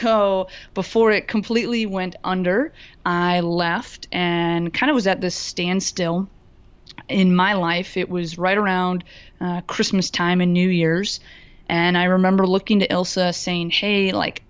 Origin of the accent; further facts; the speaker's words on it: Florida, United States; now in Madison, United States; I live in Madison, Wisconsin now, but I am from Florida originally